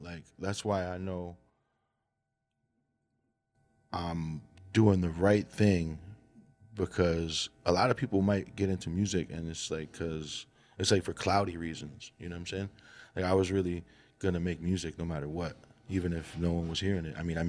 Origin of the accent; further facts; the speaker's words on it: New Jersey, United States; also born or lived in Colombia; Yeah, I was born in Jersey.